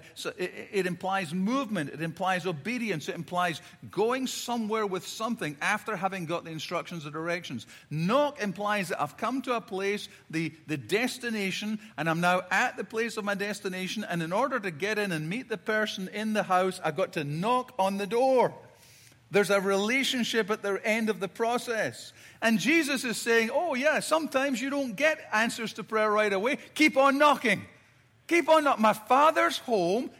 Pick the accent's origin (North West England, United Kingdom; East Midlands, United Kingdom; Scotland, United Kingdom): Scotland, United Kingdom; growing up in Scotland, I've got four brothers and sisters